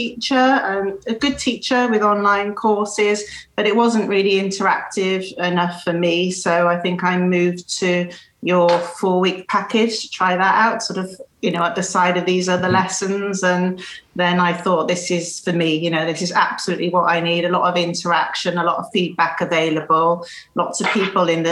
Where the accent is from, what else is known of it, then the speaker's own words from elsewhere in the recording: Cardiff, Wales, United Kingdom; now in Bristol, United Kingdom; from Cardiff, originally in Wales, in the UK. So I live in Bristol now